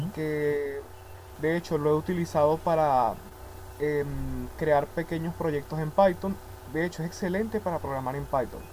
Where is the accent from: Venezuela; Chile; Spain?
Venezuela; soy de Venezuela.